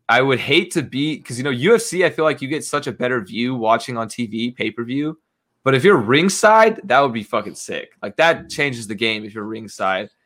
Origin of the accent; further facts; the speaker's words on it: United States; I'm an American